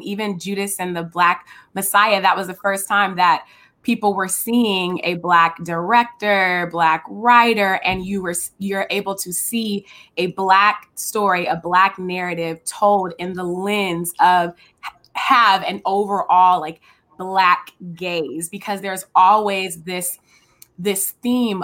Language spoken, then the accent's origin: English; Richmond, California, United States; I'm from Richmond, California, so we're both from the Bay Area